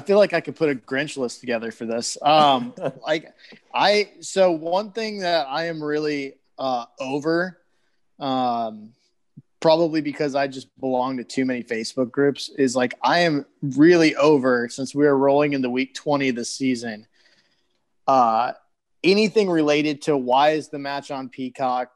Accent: Michigan, United States; moved away; Parker's from my home state

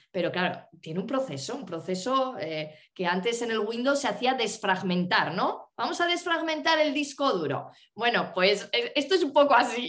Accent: northern Spain, Spain; moved away; conectar con el norte de España, con mi tierra

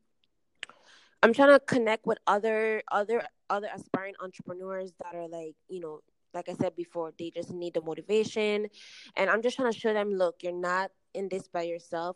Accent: St. Thomas, U.S. Virgin Islands; moved away as an adult; now in Orlando, United States; I am from the United States Virgin Islands, St. Thomas, born and raised. I currently reside in Orlando, Florida

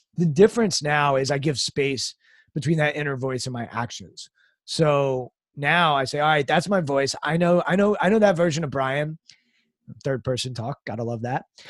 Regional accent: United States; I was raised outside Washington, D C

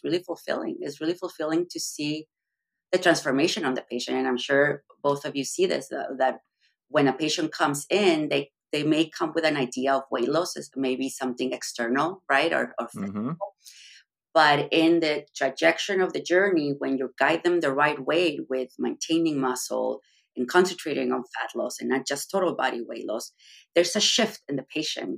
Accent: Mexico; moved away as an adult; So I'm from Mexico. I'm originally from Mexico. I did medical school in Mexico.

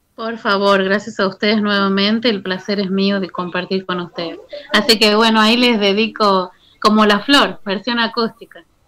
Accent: Tucumán, Argentina; yo soy de Tucumán

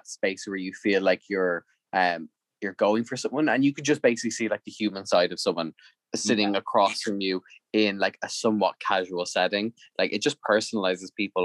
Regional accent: Ireland; Irish people are just so polite.

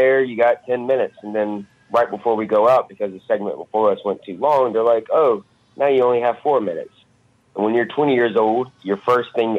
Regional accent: Alabama, United States; I'm from Alabama

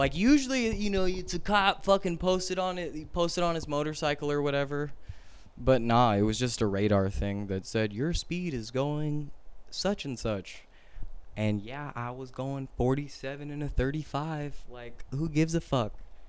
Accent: California, United States; growing up in California

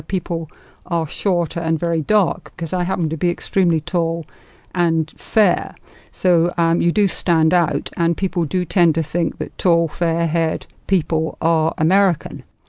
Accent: England, United Kingdom; now in United States

